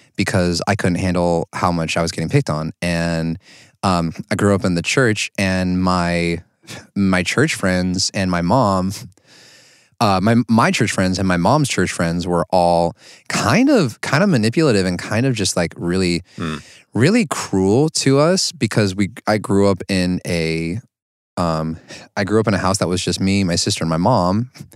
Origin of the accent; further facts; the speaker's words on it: Oregon, United States; I grew up in Oregon all my life